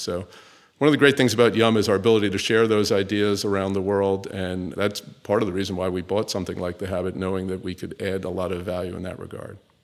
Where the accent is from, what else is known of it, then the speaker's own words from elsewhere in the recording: New York City, New York, United States; also born or lived in Northeast United States; I'm actually a New Yorker. So I was born in New York City, uh, in the United States, grew up and went to school into the Northeast